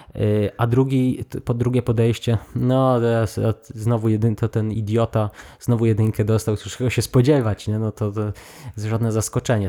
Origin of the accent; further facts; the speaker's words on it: Poland; moved away; w tym swoim mieście powiatowym tam się wychowałem